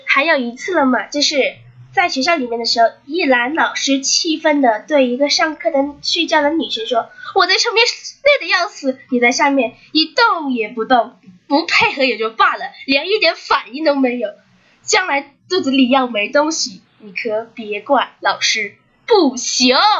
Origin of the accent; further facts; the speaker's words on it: China; 我们中国人